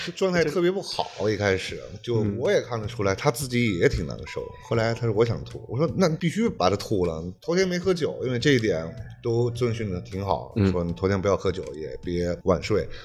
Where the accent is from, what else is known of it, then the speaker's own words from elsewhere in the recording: Yunnan, China; moved away as an adult; now in Bohol, Philippines; 我是云南人